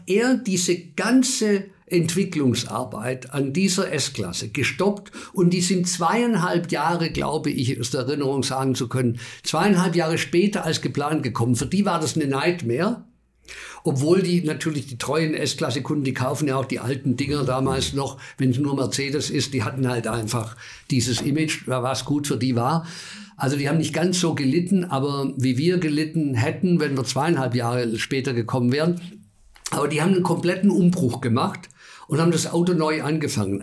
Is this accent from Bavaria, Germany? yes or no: yes; Bavaria, Germany; ich bin in Bayern geboren